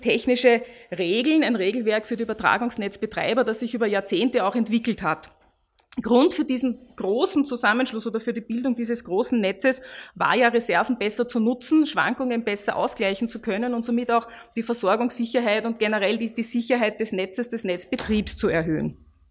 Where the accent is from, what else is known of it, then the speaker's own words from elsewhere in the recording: Austria; wir als Österreicher